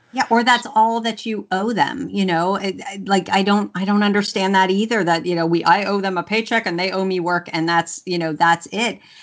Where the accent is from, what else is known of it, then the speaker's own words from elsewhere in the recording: Louisiana, United States; i'm i'm southern and and I was raised in Louisiana, and you say please and thank you, or your mama smacks you